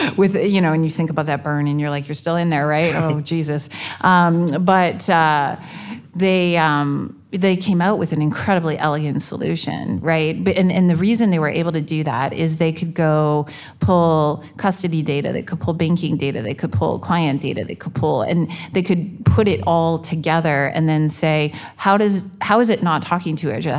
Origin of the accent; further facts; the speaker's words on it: Canada; I'm Canadian